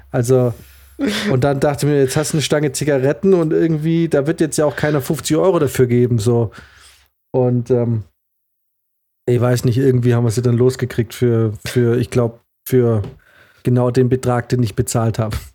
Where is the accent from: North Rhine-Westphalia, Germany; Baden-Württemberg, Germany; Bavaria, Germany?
Baden-Württemberg, Germany; aber ja, als Schwabe habe ich nie vergessen, hat mich gewurmt